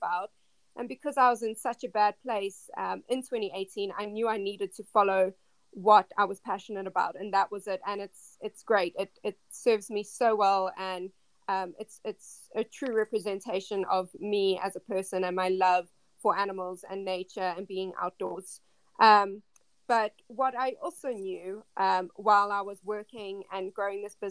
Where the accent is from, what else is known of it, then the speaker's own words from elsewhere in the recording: South Africa; moved away; Yeah, so I am originally from South Africa.